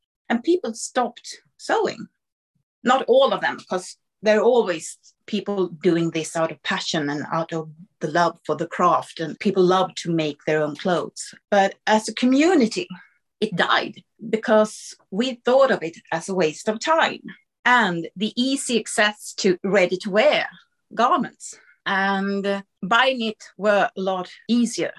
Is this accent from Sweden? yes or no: yes; Sweden; English is a second language; I'm Swedish, you know, and English is my second language